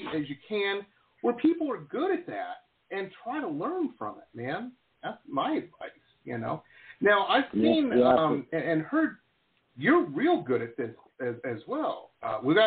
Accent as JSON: {"language": "English", "town": "Detroit", "region": "Michigan", "country": "United States", "tie": "born or raised there", "also_born_or_lived": "Boston / the West", "moved": "as an adult", "said": "I grew up in Detroit and in the 80s"}